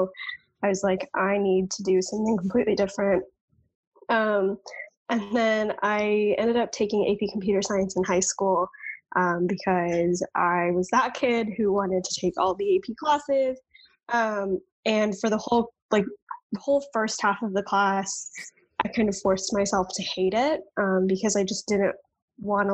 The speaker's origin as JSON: {"language": "English", "town": "Dallas", "region": "Texas", "country": "United States", "tie": "born or raised there", "said": "I am a Texas native, born and raised. I grew up in Dallas suburbs"}